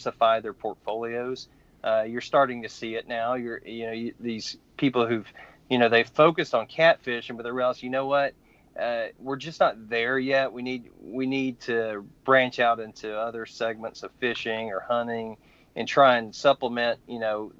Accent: Georgia, United States; now in Virginia, United States; growing up in Georgia, it's crappie

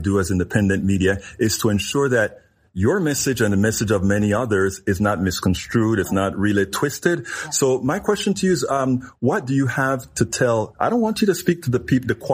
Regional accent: Panama; now in United States; I am from Panama, Central America

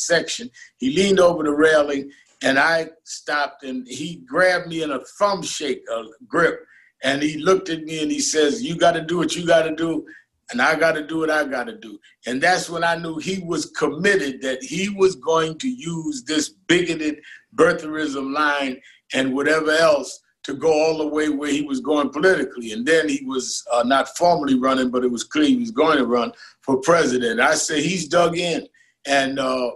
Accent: New York City, New York, United States; I was born and raised in Brooklyn

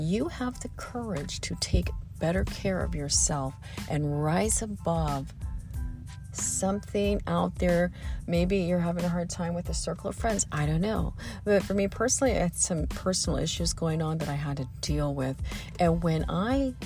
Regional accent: Midwest, United States; all the oak trees I grew up with in the Midwest

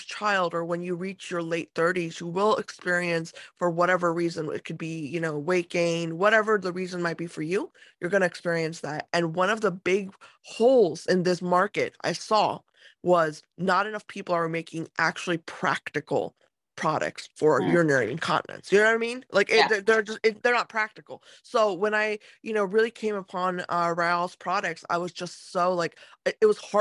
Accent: United States; I grew up in America

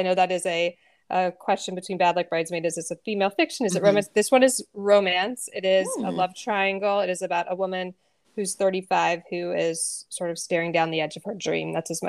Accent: Knoxville, Tennessee, United States; growing up in Knoxville, Tennessee, my friend Molly was like that person who knew, you know, we were at each other's homes every weekend.

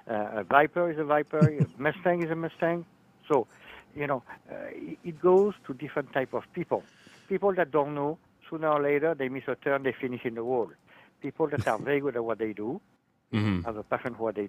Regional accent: Nice, Provence-Alpes-Côte d'Azur, France; English is a second language; moved away as an adult; also born or lived in Minnesota, United States; now in Lake Mary, United States; I grew up in Nice

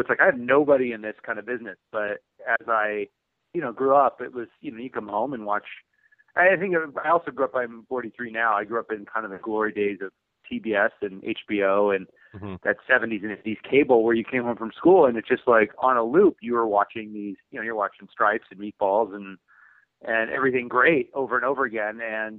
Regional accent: Huntington Beach, California, United States; I come from Huntington Beach in Orange County, and it's kind of a, beach punk rock skateboard kind of community full of, knuckleheads and, surfing and skateboarding and going to see punk rock shows. And I kind of come from that culture

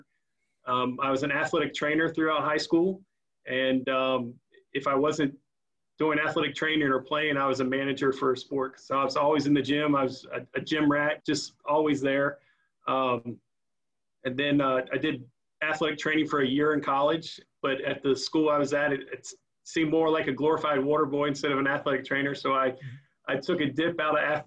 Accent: Front Royal, Virginia, United States; also born or lived in Manassas, Virginia; I grew up in Front Royal, Virginia

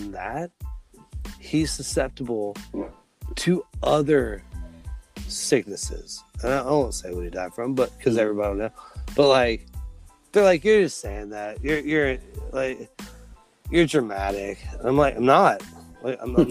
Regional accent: Midwest, United States; moved away as an adult; now in South Carolina, United States; we're from the Midwest

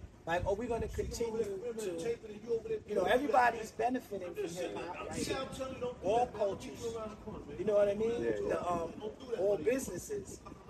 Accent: New York City, New York, United States; also born or lived in Staten Island; I'm from Bed-Stuy.

